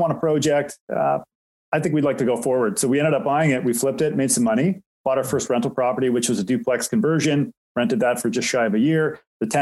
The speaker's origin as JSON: {"language": "English", "town": "Markham", "region": "Ontario", "country": "Canada", "tie": "born or raised there", "also_born_or_lived": "Durham Region, Ontario", "said": "I grew up in Markham, just north of Toronto, currently reside in Durham region"}